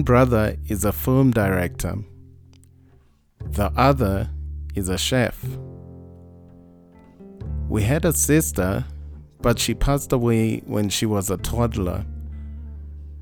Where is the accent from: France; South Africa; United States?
South Africa; Mahikeng, North West; I was born in Munsiwa in the Northwest